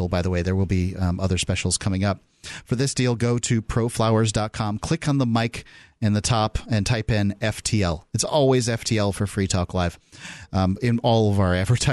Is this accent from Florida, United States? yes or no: yes; Florida, United States; moved away as an adult; now in New Hampshire, United States; From Florida, where I'm from